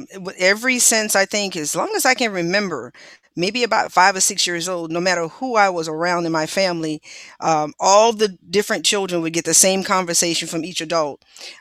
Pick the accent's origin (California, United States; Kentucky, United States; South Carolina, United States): South Carolina, United States; I'm from South Carolina.